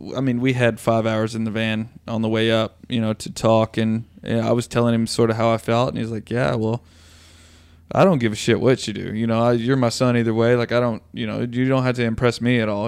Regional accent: Tennessee, United States; this fat Tennessee kid

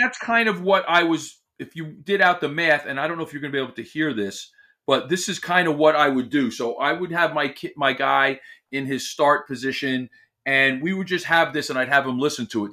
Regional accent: Millburn, New Jersey, United States; there's a famous deli in my hometown, and they make what we know here in this very small, it's, uh, section of New Jersey called a Sloppy Joe

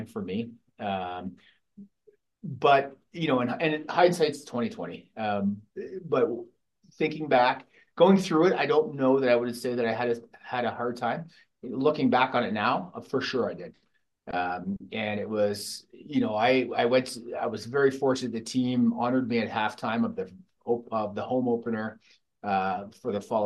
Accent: London, Ontario, Canada; now in Calgary, Canada; Growing up in London

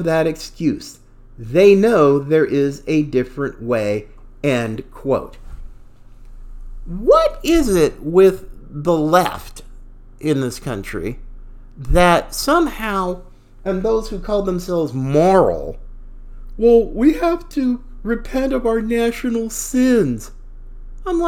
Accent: Pacific Northwest, United States; also born or lived in the South (US); I was born in the South. I actually found more bigotry, more racism in the Pacific Northwest where I grew up. Oregon, Washington, Idaho

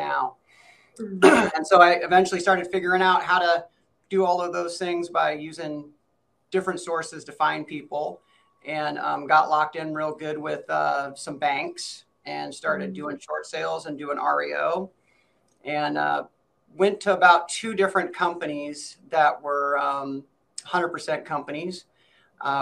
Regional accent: Seattle, Washington, United States; born and raised Seattle, Washington

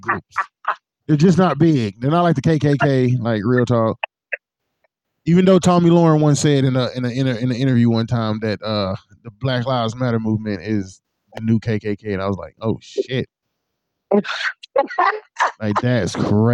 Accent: Arkansas, United States; I'm from Arkansas

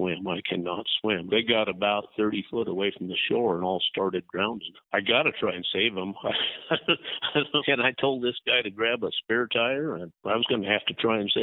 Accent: Montana, United States; growing up in Montana, there were no speed limits.

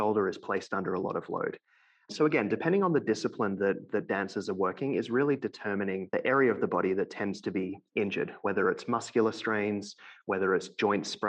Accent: Melbourne, Victoria, Australia; moved away as an adult; now in London, Canada; So I'm originally from Melbourne, Australia, and I now live in London, Ontario, which is about 2 hours west of Toronto in Canada

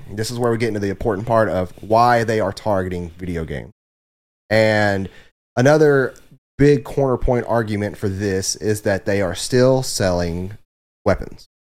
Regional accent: the South, United States; we are also from the South

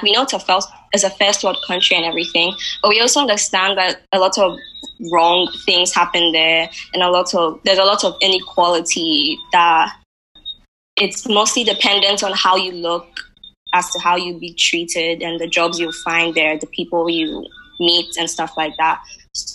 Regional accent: Ghana; I'm actually also from Africa. Yeah, Ghana.

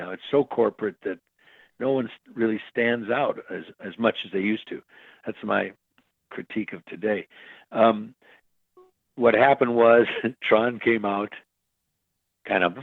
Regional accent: Midwest, United States; So I guess I am from the Midwest, where your your word is your bond, and when a handshake is a handshake.

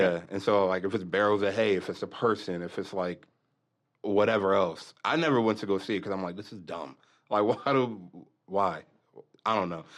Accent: Lexington Park, Maryland, United States; moved away; I'm originally from Maryland, Southern Maryland. It's a little country down there, um, area called Saint Mary's County, Lexington Park.

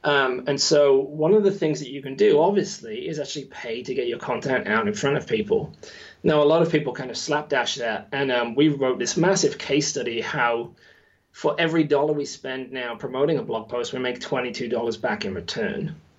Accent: West Midlands, United Kingdom; now in New Zealand; As you said, Englishman, living in New Zealand, my accent is all over the place now. originally from the West Midlands, so that accent is not there, although I can do it if need be.

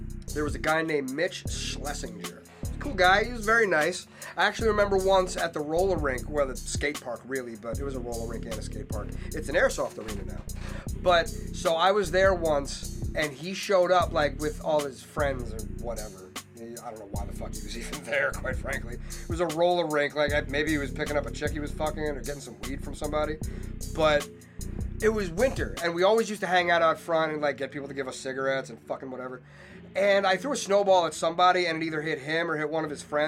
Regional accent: Panther Valley, New Jersey, United States; moved away; also born or lived in Manhattan, New York / Colorado / Worcester; I came from Panther Valley

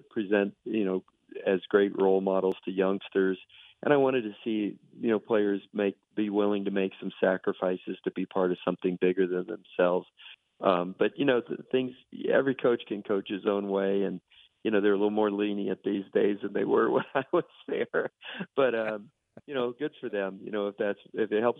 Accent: Miami, Florida, United States; moved away; that's where I grew up in South Florida

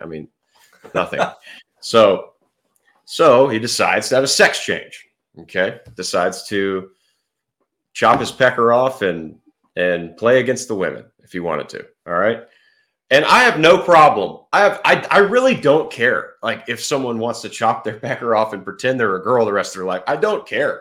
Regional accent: Fort Worth, Texas, United States; also born or lived in Baton Rouge, Louisiana; I grew up in Fort Worth, Texas. Still live here.

